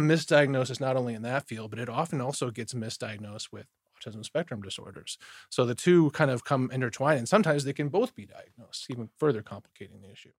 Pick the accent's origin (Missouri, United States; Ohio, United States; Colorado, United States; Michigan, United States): Michigan, United States; Detroit; I grew up in Detroit, Michigan